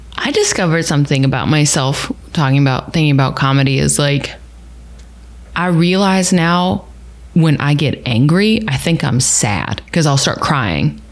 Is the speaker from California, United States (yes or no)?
no; Texas, United States; I'm from Texas.